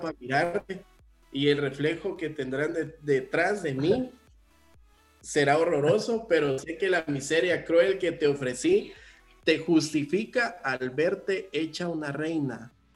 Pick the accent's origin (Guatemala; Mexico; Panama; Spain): Guatemala; como guatemalteco